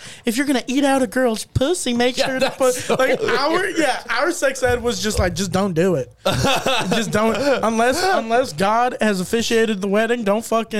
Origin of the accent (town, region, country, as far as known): Texas, United States; born or raised there